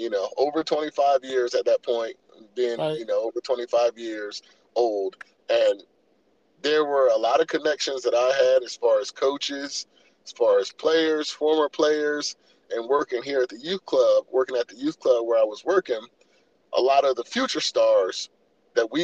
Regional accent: Salisbury, Maryland, United States; I'm from Salisbury.

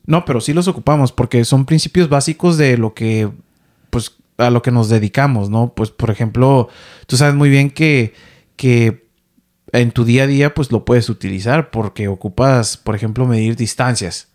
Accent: Ensenada, Baja California, Mexico; moved away as an adult; now in Vancouver, Canada; yo soy de Ensenada, Baja California, ¿no? De allá del norte, norte, oeste de México

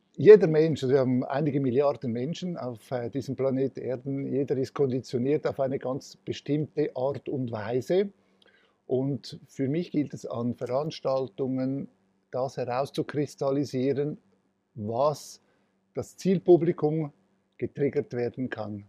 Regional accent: Switzerland; Ich bin, äh, als, äh, gebürtiger Italiener von Gastarbeitern in der Schweiz, äh, auf die Welt gekommen, hatte die Kindheit auch so verbringen dürfen.

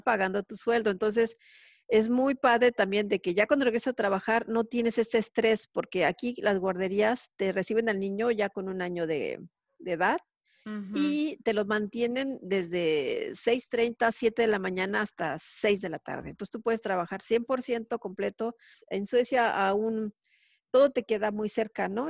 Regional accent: Mexico; moved away as an adult; now in Sweden; La última fue en Ericsson de México.

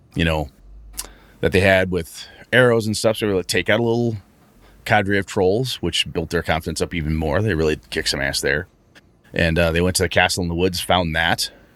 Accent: Wausau, Wisconsin, United States; moved away; I headed up to uh, my hometown, Wausau

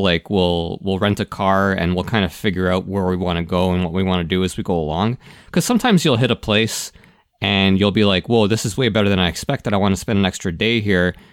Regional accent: Toronto, Ontario, Canada; I grew up in Toronto

